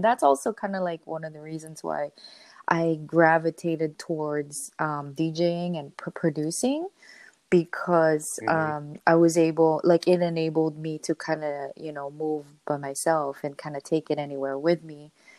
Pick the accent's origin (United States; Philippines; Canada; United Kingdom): Philippines; I always, and also being Filipino, it was just really big in our culture, so it was just kind of always around.